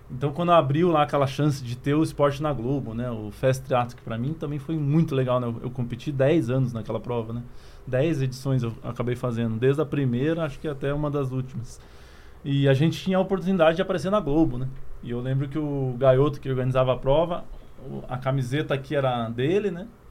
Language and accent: Portuguese; Curitiba, Paraná, Brazil; moved away as an adult; now in Campinas, Brazil; Sou natural de Curitiba, né? Hoje moro em Campinas, São Paulo, mas minha carreira inteira foi em Curitiba